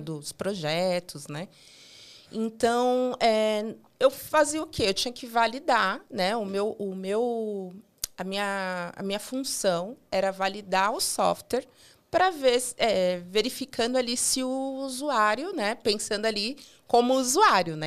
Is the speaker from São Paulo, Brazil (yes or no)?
yes; São Paulo, Brazil; eu sempre morei em São Paulo, sou paulista, paulistana